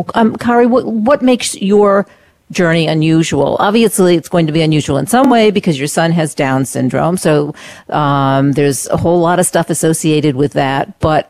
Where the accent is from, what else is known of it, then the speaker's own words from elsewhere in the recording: Maine, United States; that's where I was born and brought up in Maine